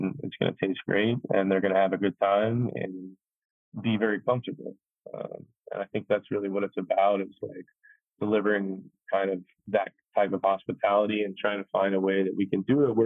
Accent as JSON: {"language": "English", "region": "Kentucky", "country": "United States", "tie": "born or raised there", "also_born_or_lived": "New York City", "moved": "yes", "lives_now": "Atlanta, United States", "said": "I grew up in Kentucky"}